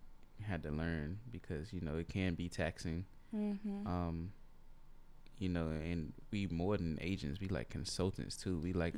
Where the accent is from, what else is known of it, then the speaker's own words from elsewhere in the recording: North Carolina, United States; we grew up in North Carolina in the country, so it wasn't no such thing as a babysitter. It was always family.